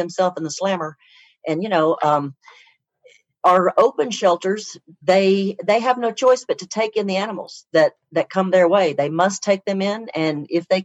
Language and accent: English; Oklahoma, United States; I'm from Oklahoma, and I went to vet school at Oklahoma State University